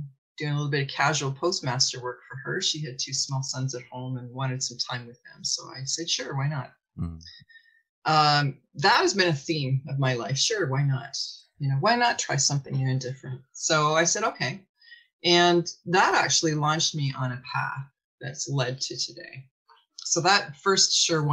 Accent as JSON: {"language": "English", "town": "Shallow Lake", "region": "Ontario", "country": "Canada", "tie": "born or raised there", "also_born_or_lived": "Toronto", "said": "I grew up in a village just outside of Owen Sound, Ontario, called Shallow Lake"}